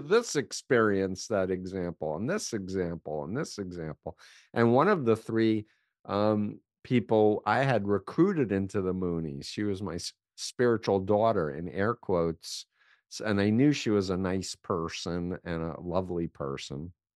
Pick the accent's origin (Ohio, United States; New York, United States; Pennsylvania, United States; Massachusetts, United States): New York, United States; New York City; I grew up in New York, in Flushing, Queens